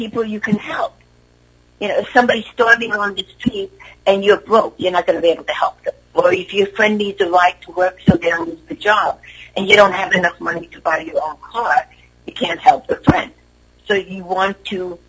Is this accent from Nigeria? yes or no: no; Hungary; moved away; I'm from Europe. I'm a shaman to Hungary